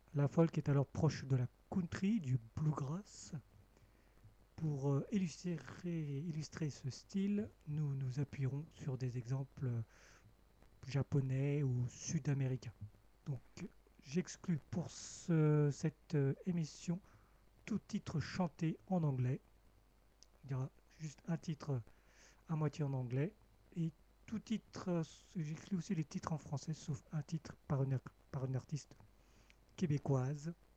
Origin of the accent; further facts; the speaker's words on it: Cambodia; moved away; mon pays natal, le Cambodge